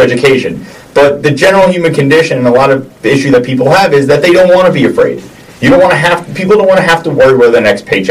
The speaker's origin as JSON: {"language": "English", "country": "United States", "said": "as an American"}